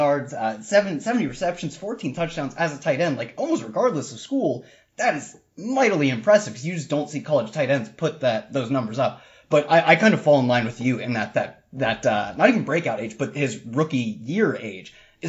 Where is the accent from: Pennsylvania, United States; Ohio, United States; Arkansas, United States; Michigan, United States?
Ohio, United States; these are both schools from my home state. I drive by them on ways to bigger schools all the time. on ways to go, if I go to Ohio State